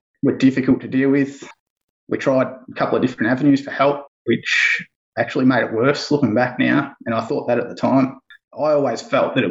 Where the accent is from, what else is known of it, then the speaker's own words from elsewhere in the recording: Bendigo, Victoria, Australia; I'm from Bendigo, Central Victoria.